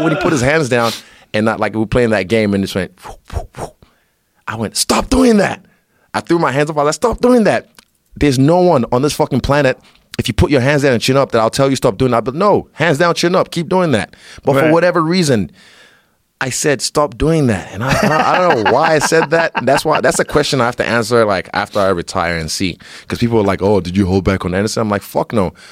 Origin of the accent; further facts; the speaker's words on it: Rotorua, Bay of Plenty, New Zealand; also born or lived in Nigeria; where I grew up in Rotorua